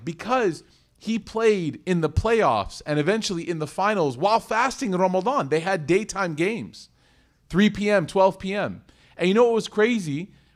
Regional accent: Chicago, Illinois, United States; I was in Chicago. and it was my hometown

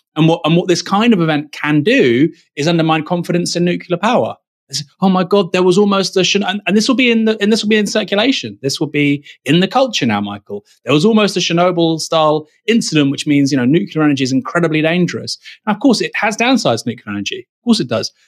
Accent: United Kingdom; a British national

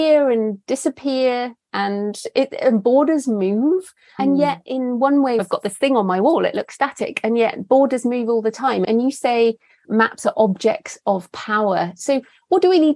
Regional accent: England, United Kingdom; as white English women

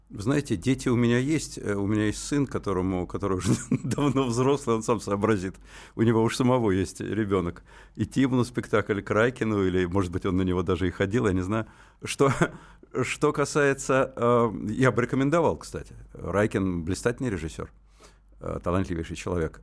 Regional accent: Moscow, Russia; first language Russian; у меня родной язык русский, я москвич

